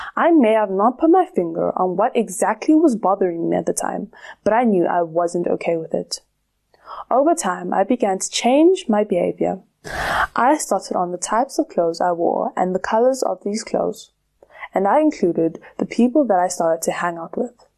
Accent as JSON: {"language": "English", "country": "South Africa", "tie": "born or raised there", "said": "Growing up in South Africa"}